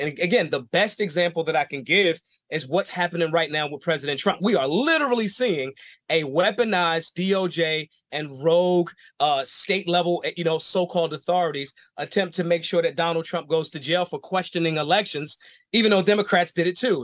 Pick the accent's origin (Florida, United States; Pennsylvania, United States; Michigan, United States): Pennsylvania, United States; Philadelphia; I'm from Philly. It's not a small town